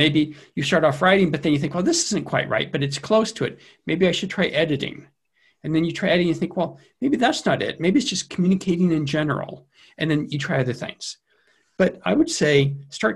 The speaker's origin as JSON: {"language": "English", "region": "Central California", "country": "United States", "tie": "born or raised there", "moved": "yes", "said": "I grew up in Central California where they have a lot of fog in winter"}